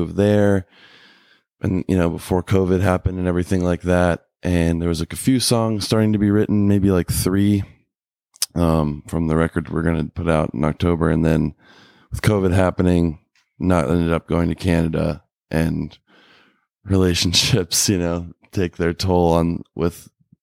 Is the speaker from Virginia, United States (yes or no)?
yes; Middlebrook, Virginia, United States; we grew up in Middlebrook right outside of Stanton